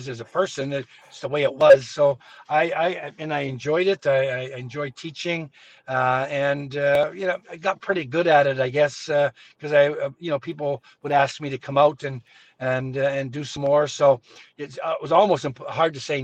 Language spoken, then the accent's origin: English; Winnipeg, Manitoba, Canada; I grew up in Winnipeg and I was still living here and playing here